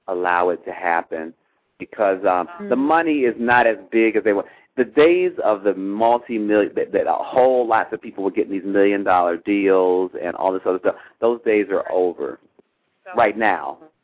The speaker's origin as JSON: {"language": "English", "town": "Washington", "region": "District of Columbia", "country": "United States", "tie": "born or raised there", "said": "It was in D.C., and that's my hometown."}